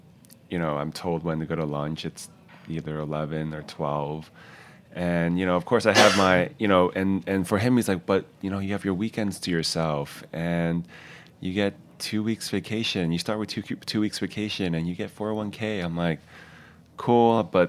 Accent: Queens, New York, United States; And I grew up essentially in Queens from like grade school like to high school, like a bulk of the years living in Queens.

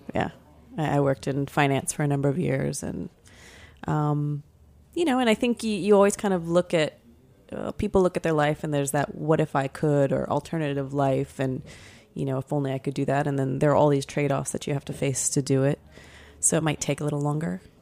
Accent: Florida, United States; moved away; I grew up in Florida.

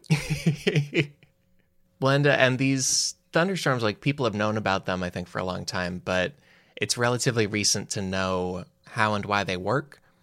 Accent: Illinois, United States; growing up in Illinois, which has a lot of thunderstorms.

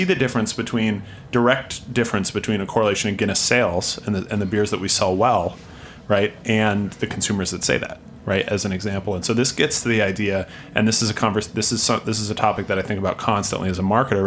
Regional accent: Vermont, United States; moved away; in my hometown in Vermont.

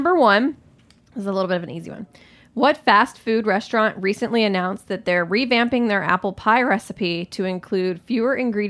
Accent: Alabama, United States; I'm from Alabama.

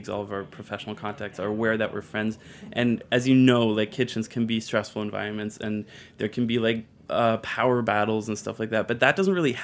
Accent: Germany; moved away as an adult; now in New York, United States; I'm from Germany, and I moved to New York like 4 years ago, maybe. But my mom's American, so I was raised bilingually

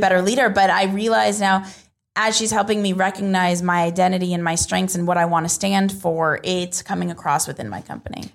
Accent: United States; where I'm from

